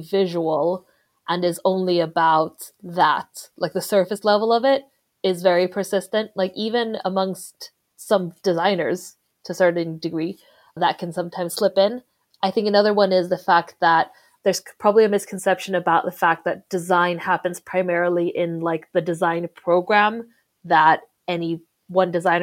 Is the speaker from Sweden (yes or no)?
yes; Sweden; moved away as an adult; also born or lived in Philippines; now in United Kingdom; I'm originally from the Philippines, but I moved to Sweden when I was very young and I was raised there. But I've lived in the UK for most of my adult life.